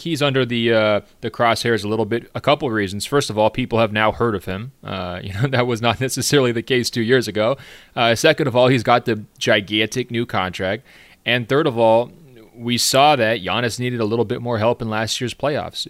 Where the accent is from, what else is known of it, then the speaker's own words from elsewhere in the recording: Beaverton, Oregon, United States; my hometown of Beaverton, Oregon